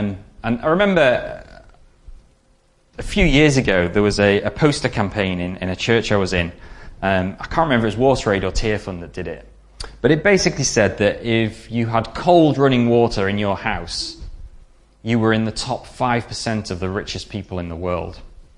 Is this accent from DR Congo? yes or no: yes; DR Congo; Growing up in Zaire, as it was then, the Congo, there was me and my sister in the village, and there was no other whites